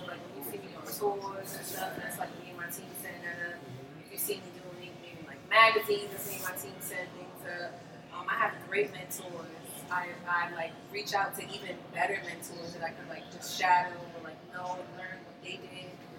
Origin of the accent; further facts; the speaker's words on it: Brooklyn, New York, United States; that I grew up with in Brooklyn